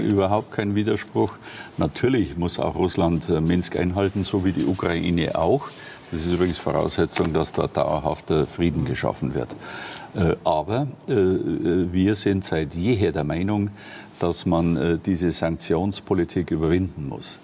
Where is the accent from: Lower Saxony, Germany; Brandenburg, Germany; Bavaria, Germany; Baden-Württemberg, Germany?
Bavaria, Germany; Ingolstadt; in meiner Heimatstadt mhm. hier in Ingolstadt